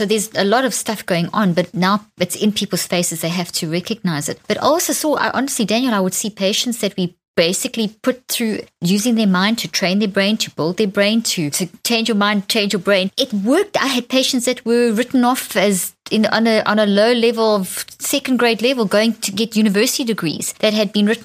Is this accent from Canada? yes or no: no; South Africa; moved away; I grew up in South Africa where rugby is a religion